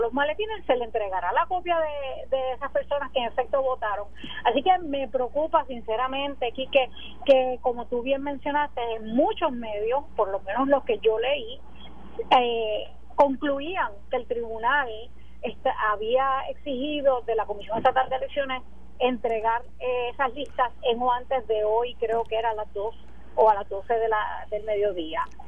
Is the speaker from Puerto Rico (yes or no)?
yes; Puerto Rico; como puertorriqueña